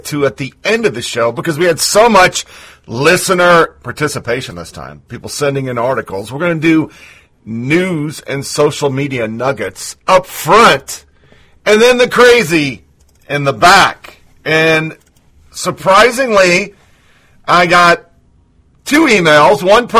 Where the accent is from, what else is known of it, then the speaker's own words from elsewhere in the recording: Oregon, United States; 20-year Army vet, Born and raised in Oregon, lived all over the world